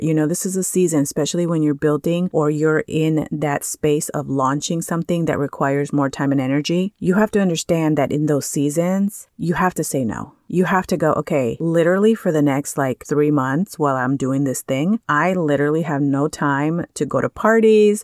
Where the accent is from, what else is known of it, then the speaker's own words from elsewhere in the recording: California, United States; moved away; I come from California